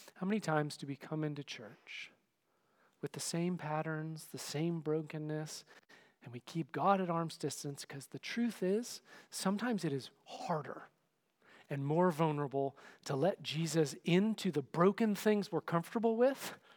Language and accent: English; Oakland, California, United States; growing up in the Berkeley, Oakland area